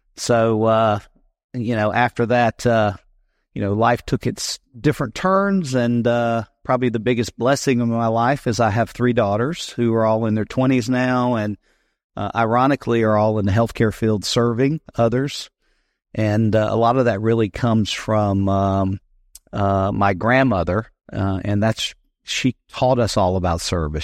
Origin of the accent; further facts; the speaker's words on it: South Carolina, United States; also born or lived in Greenville, South Carolina / Leesville, South Carolina; I grew up in South Carolina. I'm a native